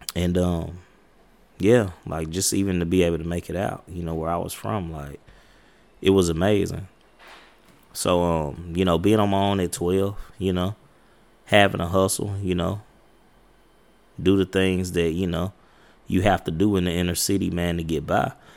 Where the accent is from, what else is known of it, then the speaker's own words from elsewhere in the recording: United States; I come from Highland Park projects